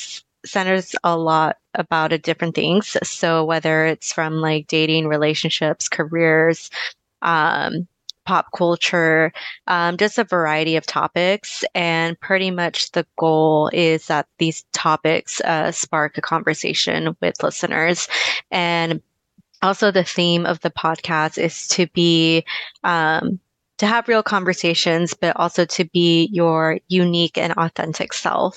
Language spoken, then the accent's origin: English; Oceanside, California, United States; I am from Oceanside, California. So I'm California born and raised.